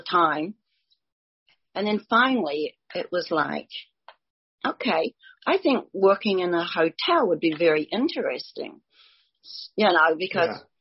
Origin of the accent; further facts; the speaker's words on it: New Zealand; Grew up in New Zealand